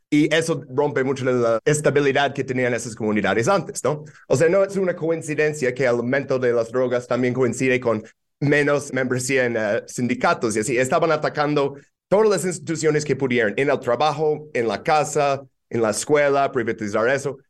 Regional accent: New York, United States; Spanish is a second language; moved away as an adult; now in Mexico City, Mexico; crecer en Nueva York en los noventas

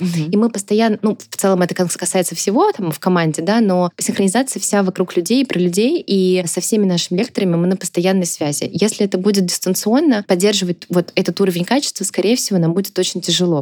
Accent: Tambov, Tambov Oblast, Russia; moved away; я из Тамбова сама

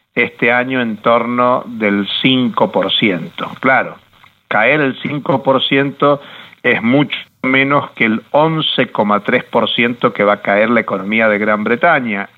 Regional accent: Argentina; No lo digo como argentino

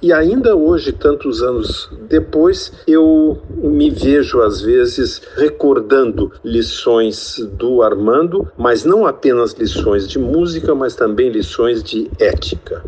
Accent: Porto Alegre, Rio Grande do Sul, Brazil; Eu nasci em Porto Alegre

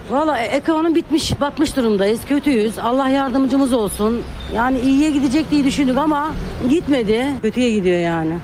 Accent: Iran; first language Persian; Turkish is a second language; moved away as an adult; now in Istanbul, Turkey; Ben İranlıyım

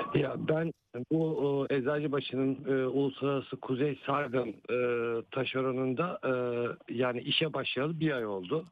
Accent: Balya, Balıkesir, Turkey; ben de Balyalı olarak ben aynı zamanda Balyalıyım

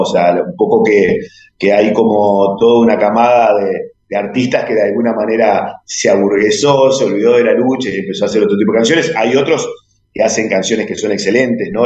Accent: Uruguay; como muchos uruguayos

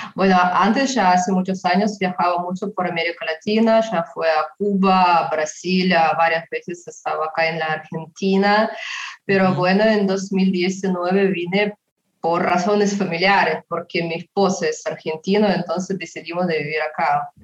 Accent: Yoshkar-Ola, Mari El, Russia; Spanish is a second language; yo nací en una ciudad chiquita que se llama Yashkarala

